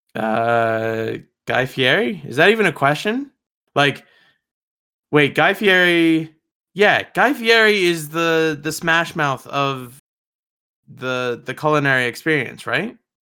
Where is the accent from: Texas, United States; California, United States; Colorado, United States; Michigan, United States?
Colorado, United States; Denver; I'm from Denver, Colorado